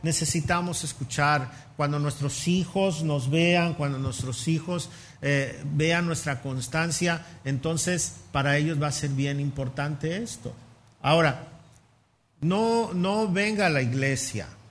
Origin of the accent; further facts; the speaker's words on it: Mexico City, Mexico; moved away; Yo soy chilango, a mucha honra y se me nota